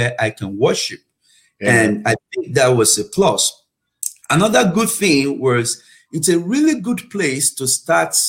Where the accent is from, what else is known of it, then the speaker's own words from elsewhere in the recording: Nigeria; moved away as an adult; also born or lived in United Kingdom; now in Oklahoma, United States; I was born in Nigeria, and I had my elementary school in Nigeria, and I had my high school in Nigeria as well